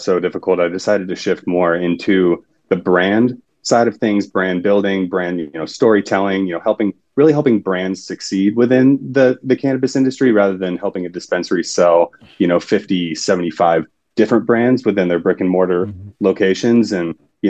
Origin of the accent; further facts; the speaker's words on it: Sacramento, California, United States; moved away as an adult; also born or lived in Salem, Oregon; I am originally from Sacramento, California